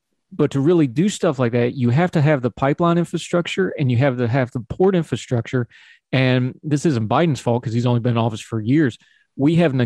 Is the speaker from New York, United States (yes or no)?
no; West Virginia, United States; I'm literally where I grew up. They got my hometown right now